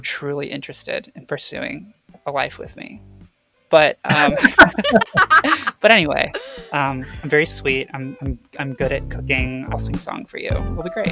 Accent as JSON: {"language": "English", "region": "Florida", "country": "United States", "tie": "born or raised there", "said": "I grew up in Florida."}